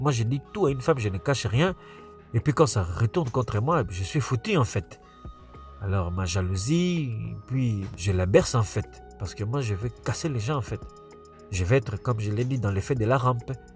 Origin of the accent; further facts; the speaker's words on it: Quebec, Canada; also born or lived in Africa / United States; now in Montreal, Canada; je suis africain, mais je ne suis pas un africain qui a grandi en Afrique en fait. Moi j'ai grandi ici au Québec